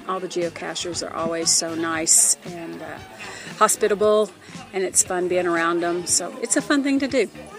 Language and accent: English; Texas, United States; from Texas, and proud of it.